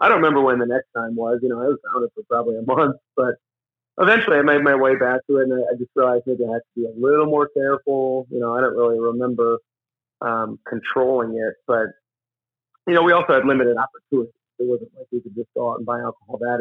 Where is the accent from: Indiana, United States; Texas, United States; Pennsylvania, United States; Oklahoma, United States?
Pennsylvania, United States; Scranton; I grew up in Scranton, Pennsylvania.